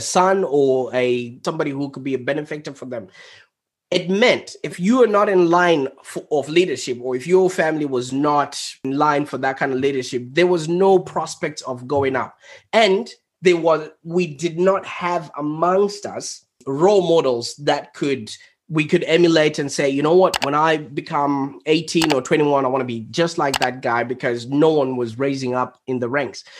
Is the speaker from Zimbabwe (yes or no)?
yes; Zimbabwe; now in Melbourne, Australia; I was born in Zimbabwe